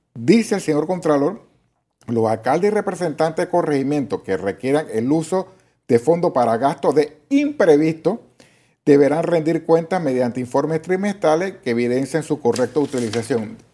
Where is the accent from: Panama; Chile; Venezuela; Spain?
Panama; yo como panameño